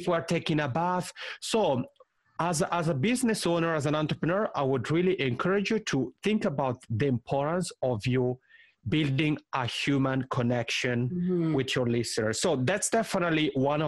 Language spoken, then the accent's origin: English; Italy; accent: Italian ("macaroni accent"); first language Italian; English is a second language; I'll have a couple in Italian, which is my mother tongue. That's why I have this funny macaroni accent.